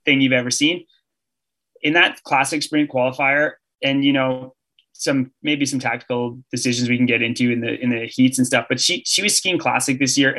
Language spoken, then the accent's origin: English; Canada; as a Canadian